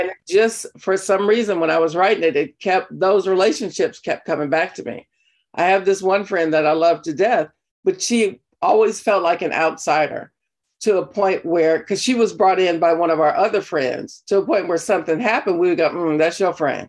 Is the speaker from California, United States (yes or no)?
yes; Compton, California, United States; I come from, I grew up in Compton, California